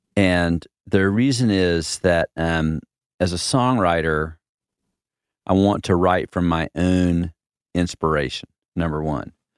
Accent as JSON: {"language": "English", "region": "the South", "country": "United States", "tie": "born or raised there", "said": "growing up in the South"}